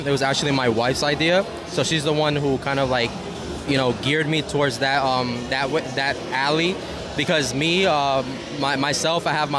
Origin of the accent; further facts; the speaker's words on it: New York City, New York, United States; moved away as an adult; now in Connecticut, United States; We're both from the Bronx